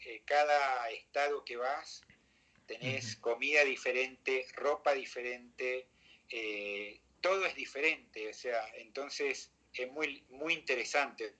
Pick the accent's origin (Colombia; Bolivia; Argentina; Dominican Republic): Argentina; Mendoza; moved away as an adult; also born or lived in Acapulco, Mexico / Buenos Aires, Argentina; now in Mexico City, Mexico; me volví a Mendoza, mi tierra natal